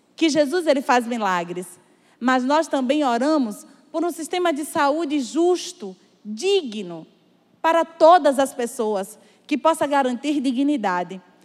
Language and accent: Portuguese; Sertão, Brazil; sou sertaneja